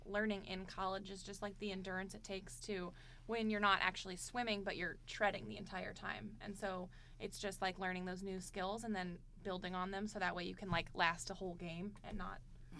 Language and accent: English; O'Fallon, Missouri, United States; So I'm actually from O'Fallon, Missouri. So I'm pretty local.